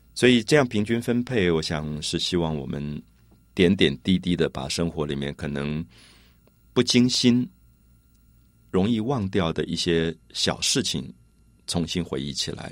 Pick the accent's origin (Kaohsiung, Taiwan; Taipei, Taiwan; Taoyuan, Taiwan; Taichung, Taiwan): Taipei, Taiwan; 我自己小时候是在台北市大龙头的庙宇前面长大的